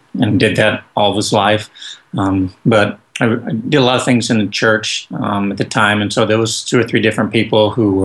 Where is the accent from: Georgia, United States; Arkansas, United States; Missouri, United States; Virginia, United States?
Missouri, United States; Joplin; moved away as an adult; now in Texas, United States; I'm originally from Joplin, Missouri